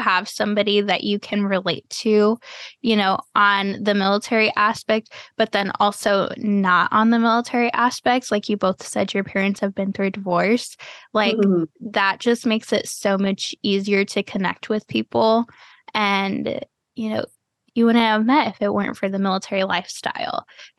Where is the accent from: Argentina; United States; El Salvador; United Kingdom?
United States; Florida; also born or lived in Cleveland / Texas; Like, I was born in Cleveland, and then I spent a few years in Texas, and then I've spent the rest of my life in Florida.